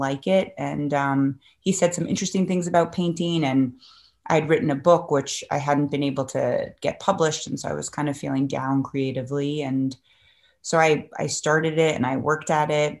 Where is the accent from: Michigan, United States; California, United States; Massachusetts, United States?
Massachusetts, United States; Cambridge; also born or lived in Manhattan, New York; I came back to Boston, which is where I grew up in Cambridge, actually